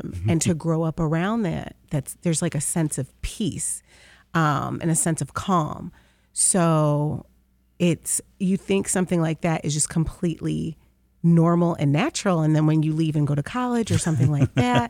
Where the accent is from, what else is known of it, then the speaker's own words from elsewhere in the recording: Detroit, Michigan, United States; So Jefferson Chalmers is the best kept secret of Detroit. It's such a cool place to live and to have grown up in.